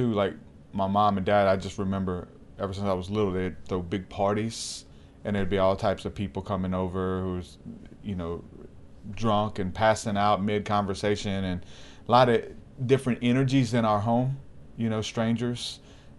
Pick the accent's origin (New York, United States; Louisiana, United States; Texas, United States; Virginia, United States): Louisiana, United States; Houma; born there; But I was born in Houma, Louisiana, and there's a lot of witchcraft there.